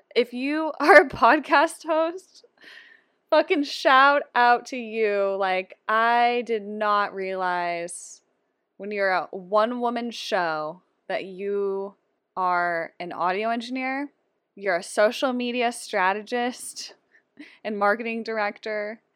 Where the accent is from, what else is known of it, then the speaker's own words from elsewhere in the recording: Seattle, Washington, United States; I'm also from Seattle.